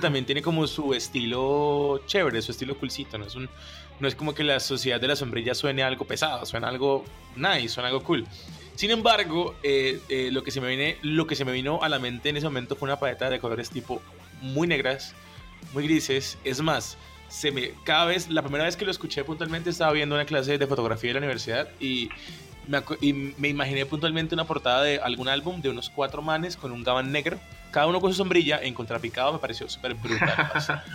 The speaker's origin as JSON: {"language": "Spanish", "town": "Cúcuta", "region": "Norte de Santander", "country": "Colombia", "moved": "yes", "lives_now": "Bogotá, Colombia", "said": "Yo soy de Cúcuta"}